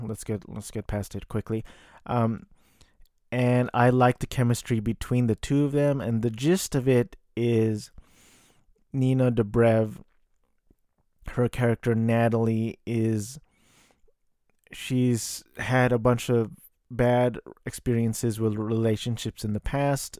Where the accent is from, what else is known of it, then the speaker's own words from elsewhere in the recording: United States; I am a Filipino-American